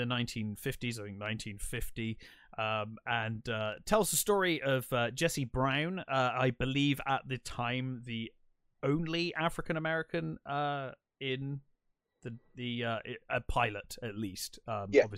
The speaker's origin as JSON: {"language": "English", "region": "England", "country": "United Kingdom", "said": "as an English person"}